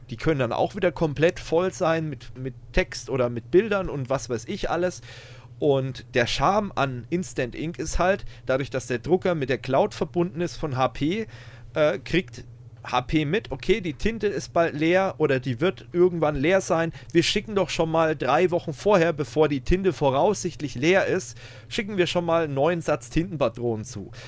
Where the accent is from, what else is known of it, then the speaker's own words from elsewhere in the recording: Germany; bei uns in Deutschland